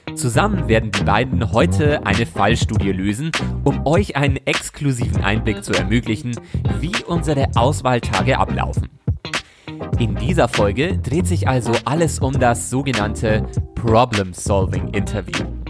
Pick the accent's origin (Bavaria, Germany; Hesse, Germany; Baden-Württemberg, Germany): Bavaria, Germany; Bayern ist meine Heimat